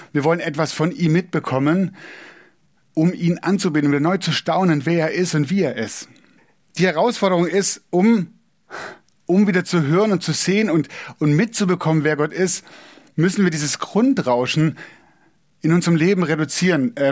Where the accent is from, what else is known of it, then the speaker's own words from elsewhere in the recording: Southern Germany, Germany; ich bin in Süddeutschland aufgewachsen, wenn man in Süddeutschland wohnt, ist es nicht so weit nach Italien wie von Berlin.